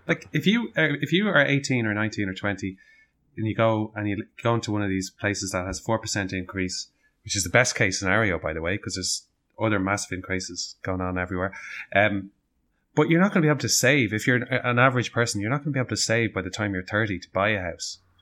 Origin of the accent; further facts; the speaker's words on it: Dublin, Leinster, Ireland; we're from Dublin, we want to stay in Dublin